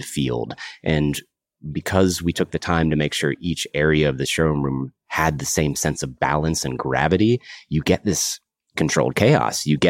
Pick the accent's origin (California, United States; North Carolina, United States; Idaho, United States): North Carolina, United States; Kernersville; also born or lived in Raleigh, North Carolina; I grew up in Kernersville, North Carolina, a small town, middle of the state between Winston and Greensboro.